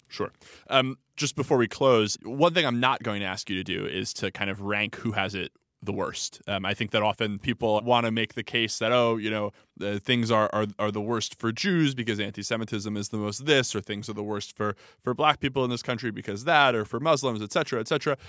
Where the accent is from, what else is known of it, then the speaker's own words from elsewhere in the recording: United States; I'm an American Jew